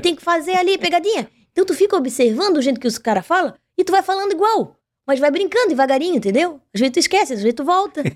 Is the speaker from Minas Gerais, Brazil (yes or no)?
no; Pelotas, Rio Grande do Sul, Brazil; nascida, criada e desenvolvida em Pelotas.